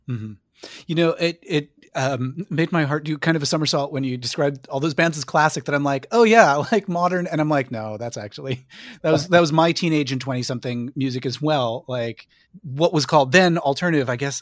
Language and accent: English; Connecticut, United States; growing up in Connecticut